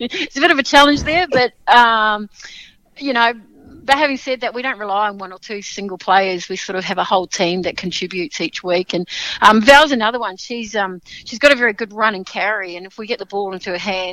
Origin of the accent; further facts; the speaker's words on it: Sydney, New South Wales, Australia; now in Melbourne, Australia; I was still in Melbourne to do it, because I'm actually from Sydney